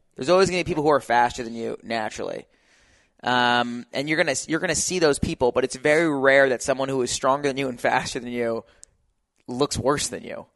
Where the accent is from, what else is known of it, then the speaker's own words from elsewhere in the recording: New Jersey, United States; now in California, United States; I'm from New Jersey